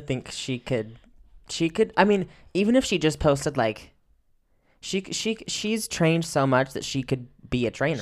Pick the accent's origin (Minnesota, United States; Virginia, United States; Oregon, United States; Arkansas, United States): Oregon, United States; moved away; growing up in Oregon